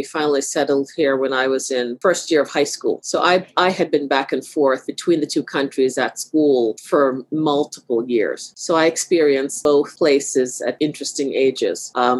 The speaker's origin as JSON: {"language": "English", "town": "Brooklyn", "region": "New York", "country": "United States", "tie": "born or raised there", "also_born_or_lived": "Jamaica", "said": "I grew up in Brooklyn. So we lived in Brooklyn for a number of years while I was younger."}